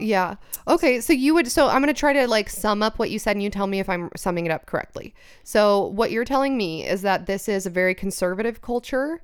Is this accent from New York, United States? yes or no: no; California, United States; I was born here